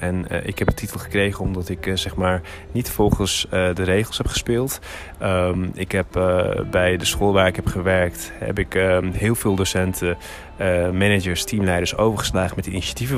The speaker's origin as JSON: {"language": "Dutch", "town": "Hilversum", "region": "North Holland", "country": "Netherlands", "tie": "born or raised there", "also_born_or_lived": "Turkey", "said": "ik ben hier geboren in Hilversum. Eh, van mijn zevende tot mijn elfde jaar ben ik naar Turkije gegaan."}